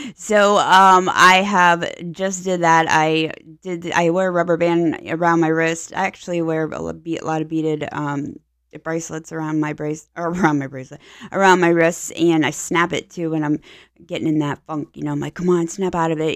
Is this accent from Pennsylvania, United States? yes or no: yes; Pittsburgh, Pennsylvania, United States; now in Tampa Bay, United States; I'm from Pennsylvania, so, you know, when you're born in Pittsburgh area, you just naturally are black and yellow